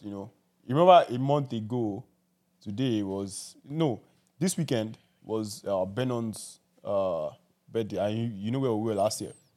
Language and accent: English; Southwest Nigeria, Nigeria; moved away; I grew up in, like, Southwest